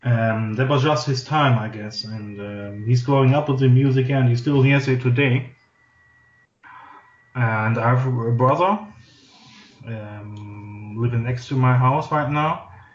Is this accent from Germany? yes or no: yes; Oberhausen, North Rhine-Westphalia, Germany; English is a second language; I've grown up in the town of Oberhausen. That's in Western Germany.